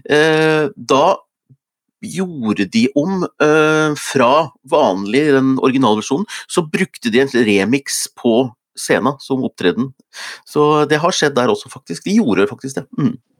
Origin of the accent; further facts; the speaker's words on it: Hunndalen, Innlandet, Norway; hvor jeg opptrådte som tolvåring i Blomhaug skoles Melodi Grand Prix hjemme i Hunndalen